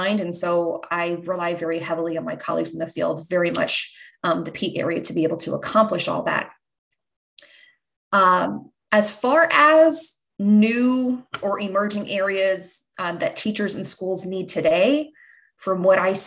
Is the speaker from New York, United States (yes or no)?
no; New Jersey, United States; also born or lived in Pennsylvania; now in Tennessee, United States; I'm originally from New Jersey